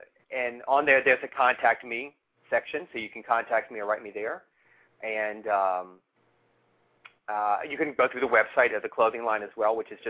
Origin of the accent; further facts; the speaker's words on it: New Orleans, Louisiana, United States; And I'm also from New Orleans